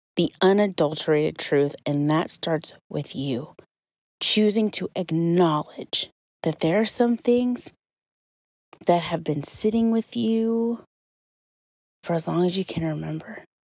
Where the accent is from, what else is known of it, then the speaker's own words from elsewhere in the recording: Kentucky, United States; moved away; today I am in my hometown in Kentucky